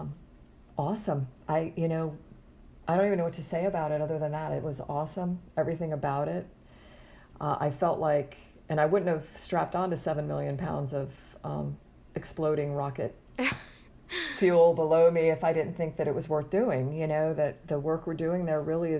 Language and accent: English; Florida, United States; I grew up in Florida and I'm back in Florida